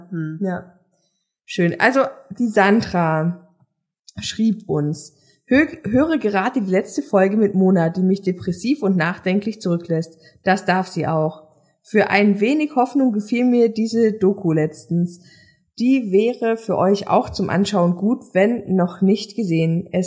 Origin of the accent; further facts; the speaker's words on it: Leipzig, Saxony, Germany; Meine, immerhin sind wir alle Leipziger.